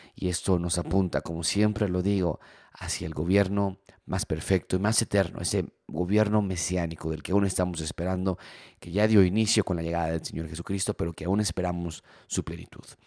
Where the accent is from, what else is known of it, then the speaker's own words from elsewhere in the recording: Mexico; nosotros como mexicanos